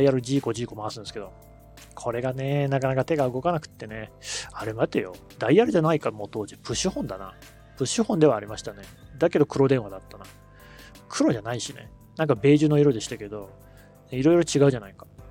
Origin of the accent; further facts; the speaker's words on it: Asahigaoka High School, Aichi, Japan; 僕は旭川高校っていう県立の高校